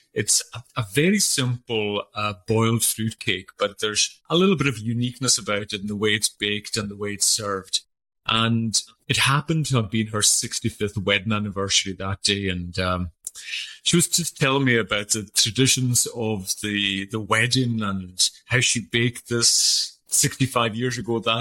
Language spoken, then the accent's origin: English; Isle of Lewis, Scotland, United Kingdom; first language Scottish Gaelic; English is a second language; I'm from the Isle of Lewis. It's the most northerly of the Outer Hebrides of Scotland.